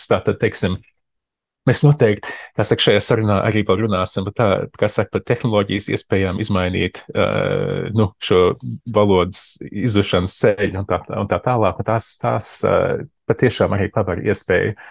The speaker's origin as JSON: {"language": "Latvian", "region": "Arizona", "country": "United States", "tie": "born or raised there", "also_born_or_lived": "Latvia", "moved": "yes", "said": "uzaugot Arizonā, ar Amerikas Savienoto Valstu, tā kā Dienvidrietumos."}